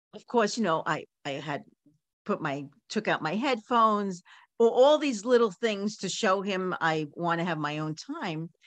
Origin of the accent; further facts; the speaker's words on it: New York City, New York, United States; I grew up in Coney Island